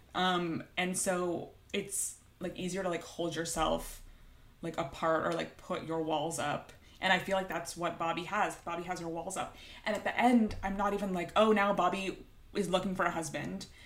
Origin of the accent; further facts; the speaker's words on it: Toronto, Ontario, Canada; I'm from Toronto